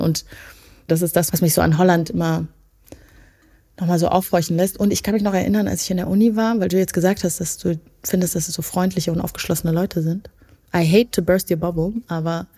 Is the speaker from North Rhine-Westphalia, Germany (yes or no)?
yes; Leuth?, North Rhine-Westphalia, Germany; in meinem ursprünglichen Dorf leben, nämlich Neukirchen Flühen